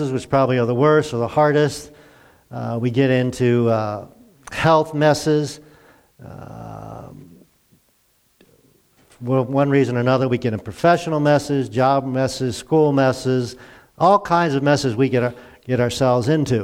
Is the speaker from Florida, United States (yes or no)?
no; Glen Burnie, Maryland, United States; I grew up in Glen Burnie, a suburb of Baltimore